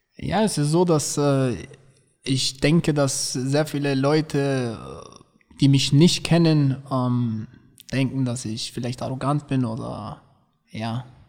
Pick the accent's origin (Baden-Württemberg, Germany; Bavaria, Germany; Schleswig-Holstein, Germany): Bavaria, Germany; Berchtesgaden; ich wurde in Berchtesgaden geboren